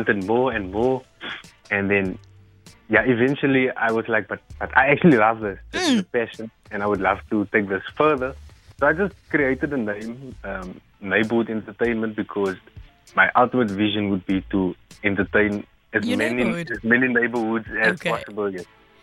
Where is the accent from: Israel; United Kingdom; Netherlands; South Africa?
South Africa; Worcester, Western Cape; I'm from Worcester.